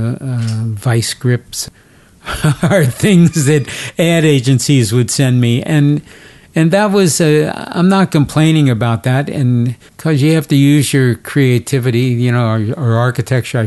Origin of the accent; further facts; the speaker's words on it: Cincinnati, Ohio, United States; moved away; Cincinnati, Ohio? Because even though it's my hometown